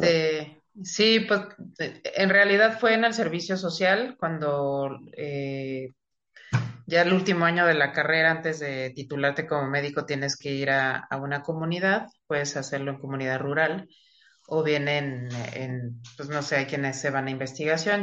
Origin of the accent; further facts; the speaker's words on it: Mexico City, Mexico; moved away; yo soy originaria de Ciudad de México, estudié en un colegio eh, católico eh, eh, que era de unas monjas, monjas francesas, entonces era un colegio de puras niñas